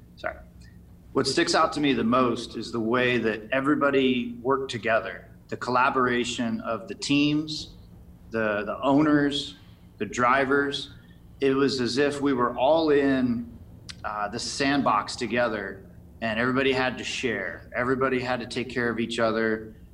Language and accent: English; Las Vegas, Nevada, United States; Las Vegas my hometown